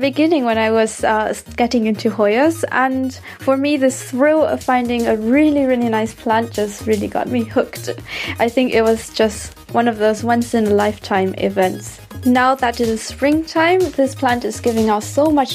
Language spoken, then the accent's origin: English; Taiwan; now in Stuttgart, Germany; I come from Taiwan and I currently live in Stuttgart, Germany